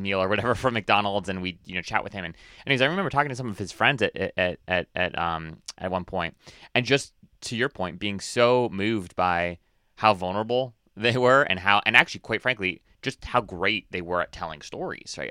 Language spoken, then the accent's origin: English; Hawaii, United States; I was born and raised in Hawaii